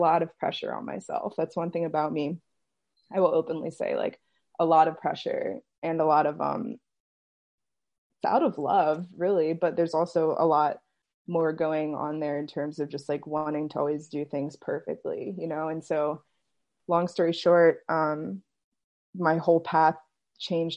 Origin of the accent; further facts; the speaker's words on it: Maryland, United States; I'm from Maryland